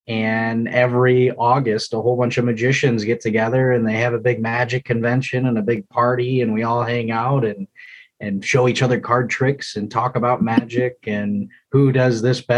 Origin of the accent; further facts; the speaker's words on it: South Lyon, Michigan, United States; Born and raised in South Lyon, Michigan, so about an hour south of here.